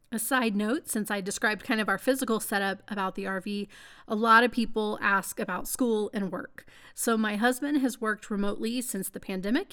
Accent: Texas, United States; being a Texan

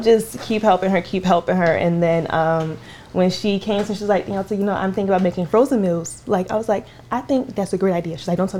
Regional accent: Jacksonville, Florida, United States; also born or lived in Liberia; I'm from Liberia, but I was raised in Jacksonville, Florida.

